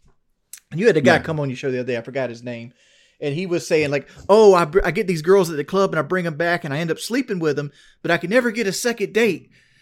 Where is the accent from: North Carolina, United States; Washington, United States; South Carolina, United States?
South Carolina, United States; I'm from South Carolina.